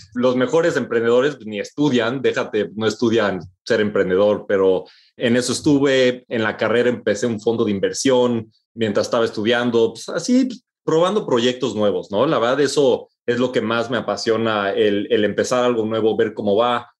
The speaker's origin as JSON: {"language": "Spanish", "country": "Mexico", "moved": "as an adult"}